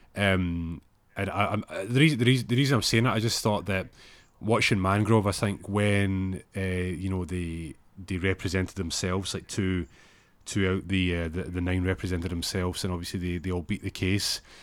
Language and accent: English; Glasgow, Scotland, United Kingdom; moved away; they're as Glaswegian as, as me